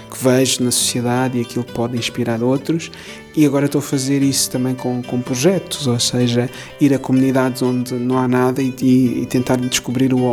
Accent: Cape Verde; also born or lived in Angola / Lisbon; Nasci em Angola, mas depois Cabo antes. cresci em Cabo Verde, também estudei em Lisboa

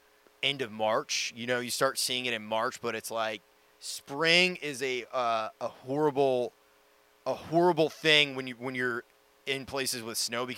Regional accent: East Coast, United States; moved away; because I grew up on the East Coast, and it's a different kind of people up there.

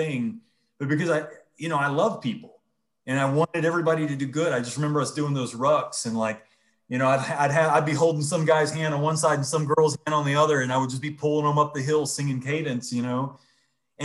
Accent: Georgia, United States; moved away as an adult; born and raised in Georgia

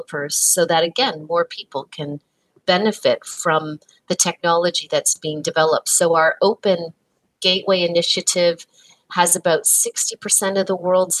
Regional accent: Canada; I'm embarrassed as a Canadian that I am not bilingual when so much of my home country is

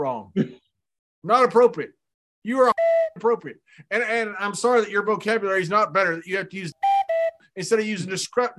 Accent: United States; I'm an American.

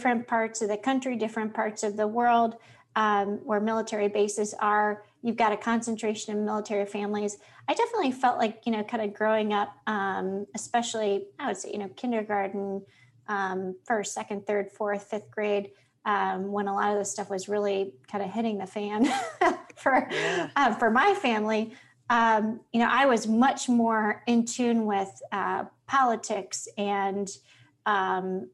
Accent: Cincinnati, Ohio, United States; also born or lived in Virginia Beach, Virginia / Columbus, Ohio / Toledo, Ohio / Ann Arbor, Michigan; Cincinnati, where I grew up in Pleasant Ridge.

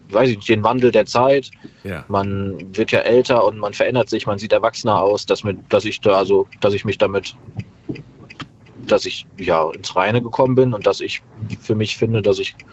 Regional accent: Meckenheim, North Rhine-Westphalia, Germany; Wir kommen aus Meckenheim.

